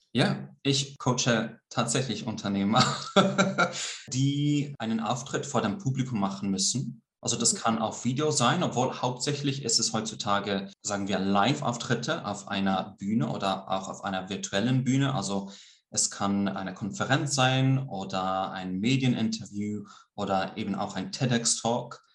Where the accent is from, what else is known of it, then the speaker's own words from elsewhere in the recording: Greece; accent: Swiss; first language Swiss German and Greek; moved away as an adult; also born or lived in Switzerland / London, United Kingdom; now in Almada, Portugal; ich bin halb Grieche, halb Schweizer. Äh, ich bin zwar hauptsächlich in Griechenland aufgewachsen, mhm. aber ich bin äh, Muttersprachler in beiden Sprachen, also Schweizerdeutsch, nicht Hochdeutsch